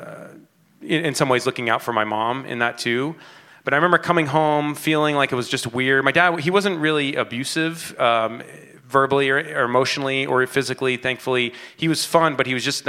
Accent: New York City, New York, United States; moved away; also born or lived in California; I was born in 1980, and I was born in the Bronx, New York

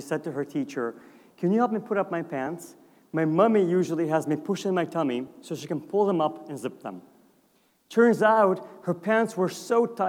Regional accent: Azerbaijan; now in Chicago, United States; Growing up in Azerbaijan, I remember being a kid like Trinity, being 9 years old

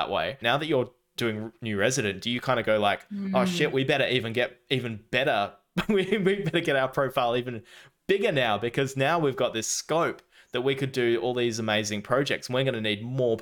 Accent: Perth, Western Australia, Australia; I'm from Perth

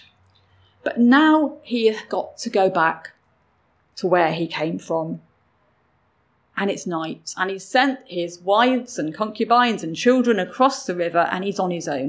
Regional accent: England, United Kingdom; I grew up in England

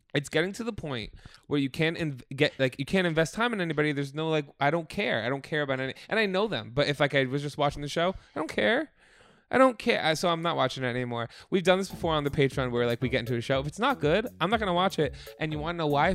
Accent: Oakland, New Jersey, United States; moved away; in my hometown of Oakland, New Jersey, which I just revisited

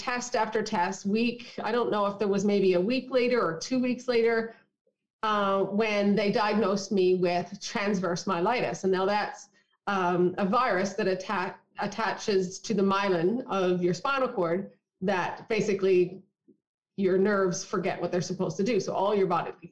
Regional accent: Newfoundland and Labrador, Canada; I was born and raised in Newfoundland.

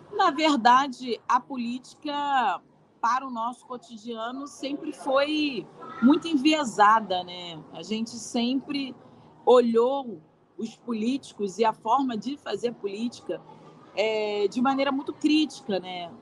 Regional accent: Rio de Janeiro, Brazil; Sou carioca da gema do ovo.

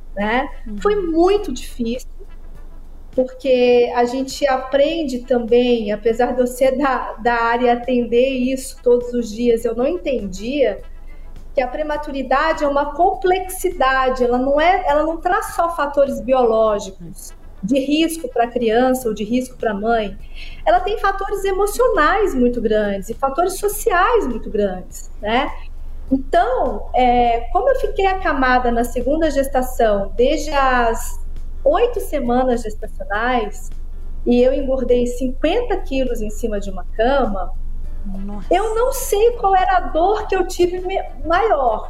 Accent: Araxá, Minas Gerais, Brazil; Eu sou prematura, nasci com 29 semanas em Araxá

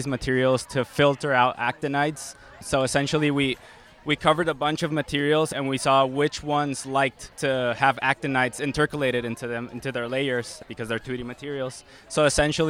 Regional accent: Mexico; moved away as an adult; now in Michigan, United States; I'm originally from Mexico.

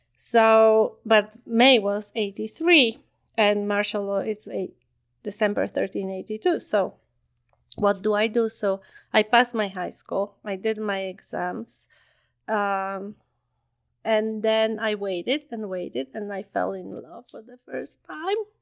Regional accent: Poland; moved away as an adult; also born or lived in Ottawa, Canada / Calgary, Canada; now in Canada; I grew up in Poland

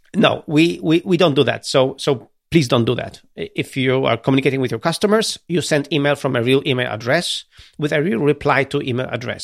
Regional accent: Gdynia, Pomeranian Voivodeship, Poland; I'm from Gdynia, from Baltic Sea

